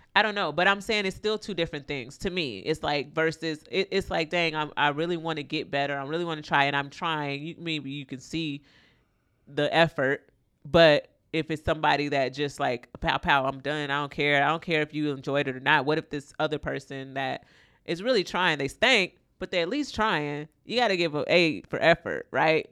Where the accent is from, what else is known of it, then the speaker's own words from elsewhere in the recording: Florida, United States; I'm from Florida